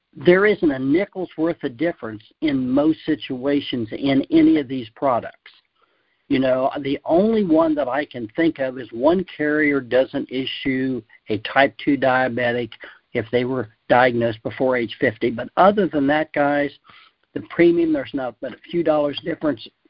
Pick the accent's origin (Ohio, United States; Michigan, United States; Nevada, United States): Ohio, United States; I grew up in Ohio, and where we rabbit hunted a lot